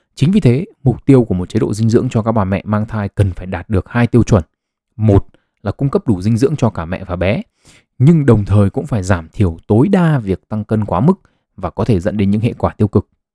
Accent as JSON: {"language": "Vietnamese", "country": "Vietnam", "said": "người Việt Nam chúng ta"}